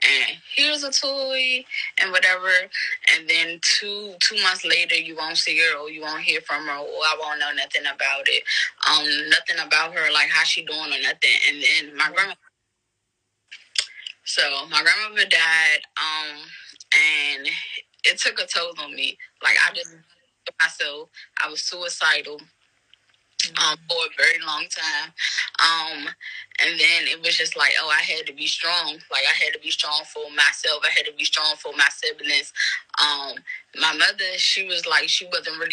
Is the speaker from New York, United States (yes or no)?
no; Washington, District of Columbia, United States; I'm from the Washington, D.C. area